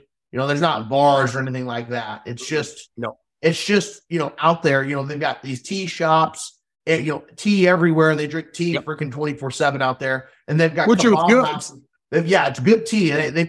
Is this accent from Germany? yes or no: no; Canada; And being Canadian, we were able to talk a lot. Cultures were very similar, Americans and Canadians, you know, just like trap shooting.